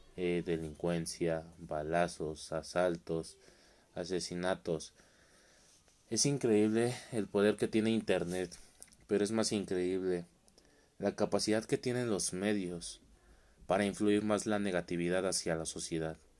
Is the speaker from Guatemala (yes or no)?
no; Mexico; soy de México